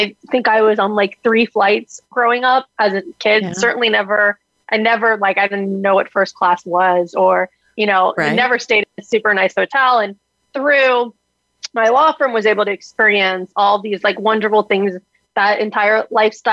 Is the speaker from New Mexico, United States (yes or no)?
no; South Florida, United States; I am a Florida girl that you hit on, born and raised in South Florida